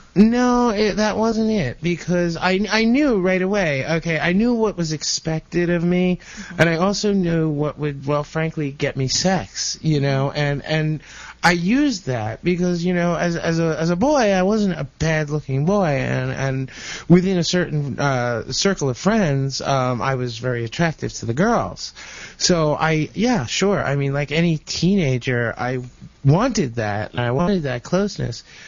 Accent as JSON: {"language": "English", "region": "New Jersey", "country": "United States", "tie": "born or raised there", "also_born_or_lived": "Brooklyn, New York", "said": "I was born in Brooklyn, but my parents uh, moved out here to Jersey, to New Jersey, uh, when you know back in the mid '60s"}